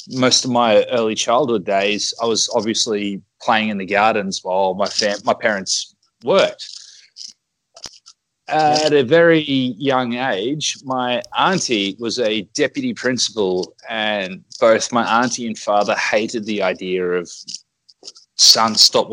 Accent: Brisbane, Queensland, Australia; moved away as an adult; now in Okazaki, Japan; I'm from Brisbane.

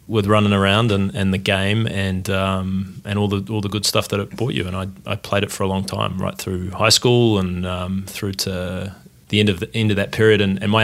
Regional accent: Wellington, New Zealand; moved away as an adult; also born or lived in Australia; now in United States; I grew up in New Zealand. Whereabouts? In Wellington. Came to university in America on a soccer scholarship to study design.

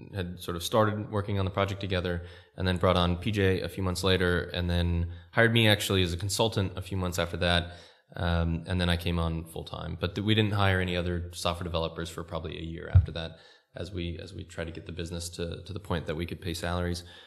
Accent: California, United States; moved away; I'm American, and I grew up in California

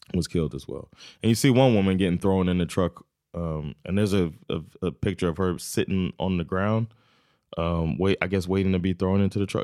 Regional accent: United States; now in Sweden; I'm still American

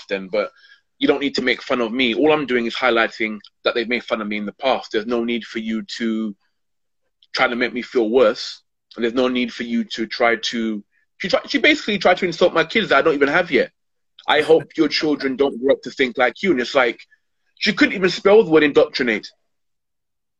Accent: London, United Kingdom; born and brought and brought up in Hackney

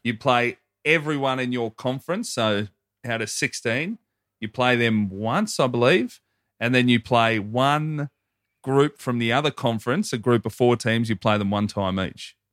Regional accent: Hoppers Crossing, Victoria, Australia; I say Hoppers Crossing

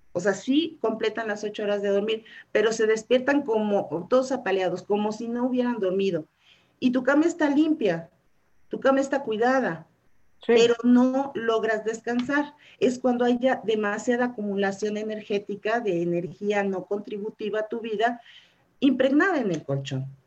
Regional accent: Mexico City, Mexico; also born or lived in Hidalgo del Parral, Chihuahua; desde muy chica este, no, me trajeron a vivir aquí y aquí pues ya, ya, ya me considero chilanga

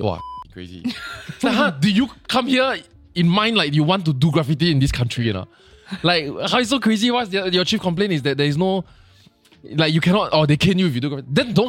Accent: Singapore; I'm from Singapore

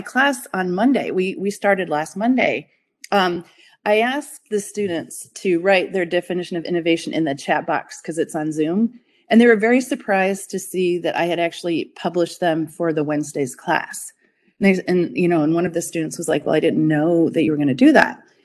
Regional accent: Denver, Colorado, United States; moved away as an adult; also born or lived in Boulder, Colorado; now in upstate New York, United States; I'm from Denver, Colorado

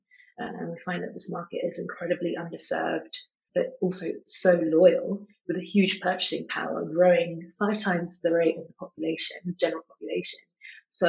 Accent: London, United Kingdom; I was born and bred in London, I've been in London my whole life

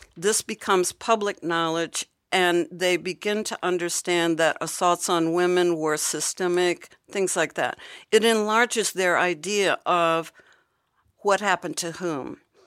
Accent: Hampton, Virginia, United States; my hometown in Virginia, Hampton

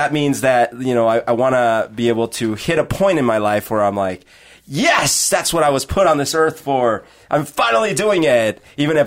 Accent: Colombia; now in Seattle, United States; I was born in Colombia, and I, you know, my family and friends are still there. And I left. I left to come here, and I start a new life

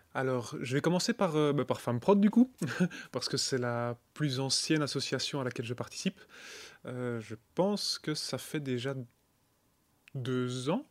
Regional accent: Charleroi region, Wallonia, Belgium; je viens de la région de Charleroi

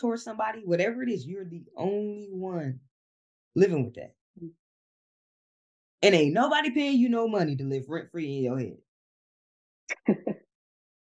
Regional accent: Columbus, Ohio, United States; moved away as an adult; now in Georgia, United States; I'm originally from Columbus, Ohio. So me buying this house down here in Georgia

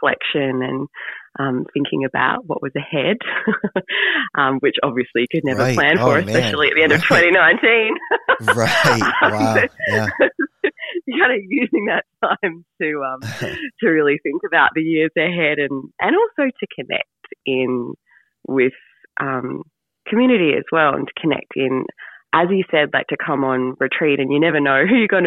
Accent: northern Queensland, Australia; where I grew up in Queensland in Australia, particularly kind of the northern part of it

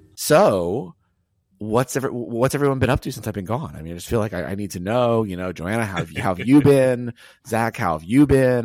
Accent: the South, United States; I'm from the South

